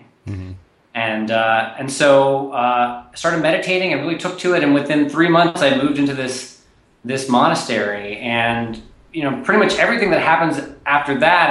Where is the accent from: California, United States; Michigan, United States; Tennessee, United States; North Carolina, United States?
Tennessee, United States; Nashville; moved away as an adult; also born or lived in East Coast; I grew up in Nashville, Tennessee